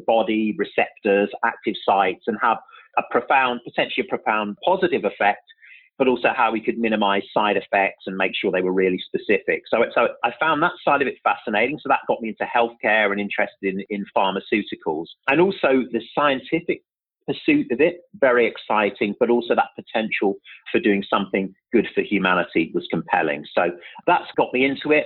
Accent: Birmingham, West Midlands, United Kingdom; also born or lived in London; now in New York, United States; I'm actually originally from Birmingham, so I don't want to forget my roots. So that's where I'm originally from in the UK

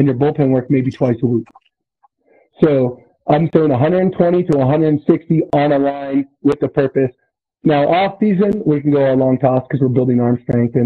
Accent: Susanville, California, United States

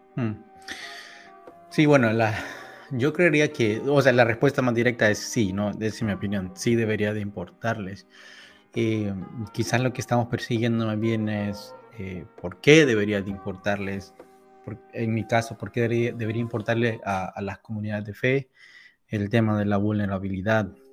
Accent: San Salvador, El Salvador; moved away as an adult; also born or lived in Southern California; now in Washington DC area, United States; soy salvadoreño. Eh, nací y crecí en El Salvador

